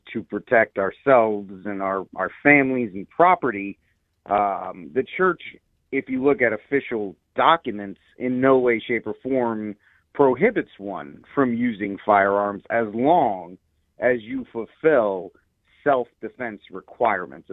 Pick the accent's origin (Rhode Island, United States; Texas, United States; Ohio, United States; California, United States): Rhode Island, United States; moved away; I'm from originally, my home state's Rhode Island